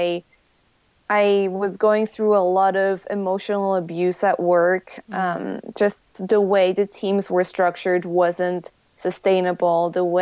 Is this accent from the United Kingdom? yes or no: no; Switzerland; English is a second language; moved away as an adult; now in United States; I'm originally from Switzerland. And I moved to the US for work together with Kyle.